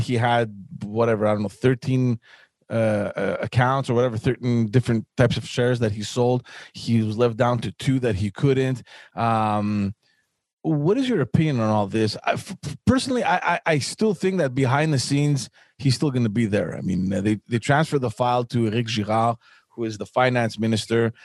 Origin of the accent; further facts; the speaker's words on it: Montreal, Quebec, Canada; I grew up in Park X